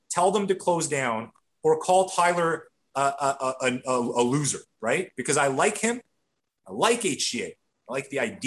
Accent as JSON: {"language": "English", "country": "Canada", "said": "as a Canadian"}